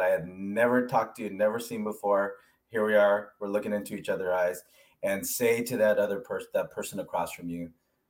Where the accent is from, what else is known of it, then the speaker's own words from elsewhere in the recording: Alameda, California, United States; now in Atlanta, United States; I'm representing Alameda. Yeah. Got to represent my hometown.